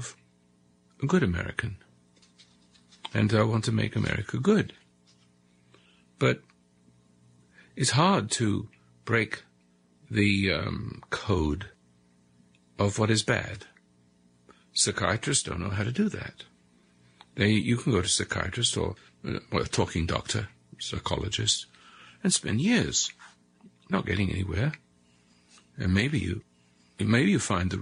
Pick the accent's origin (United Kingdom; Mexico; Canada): United Kingdom; England; moved away as an adult; also born or lived in South Africa; now in United States; across the sea in England